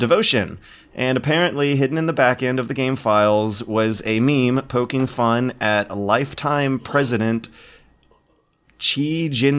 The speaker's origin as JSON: {"language": "English", "region": "Georgia", "country": "United States", "said": "I am from Georgia"}